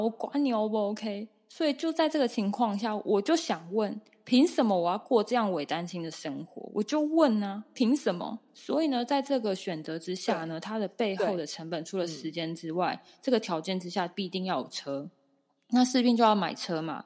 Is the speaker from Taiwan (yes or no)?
yes; Taoyuan, Taiwan; 像我是桃园人